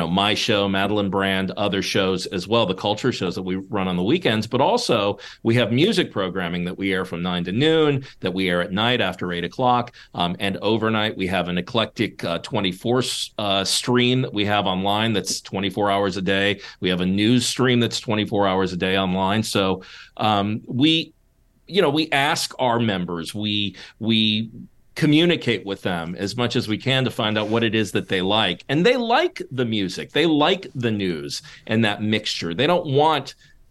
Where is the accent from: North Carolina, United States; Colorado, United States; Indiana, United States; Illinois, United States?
Indiana, United States; Gary; I grew up in Gary, Indiana